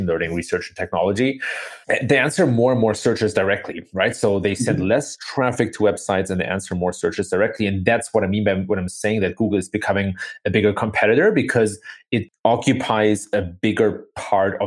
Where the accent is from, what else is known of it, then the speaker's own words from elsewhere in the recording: Germany; moved away as an adult; now in United States; I was born and raised in Germany, the son of an American father and of a German mother